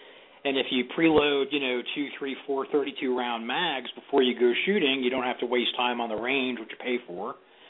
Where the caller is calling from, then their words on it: Tampa, Florida, United States; I'm calling from Tampa, Florida.